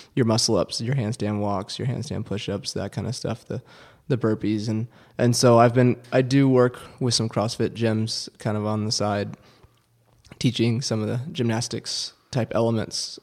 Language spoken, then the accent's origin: English; Houston, Texas, United States; growing up in Texas, it was cool to have, you know, to play football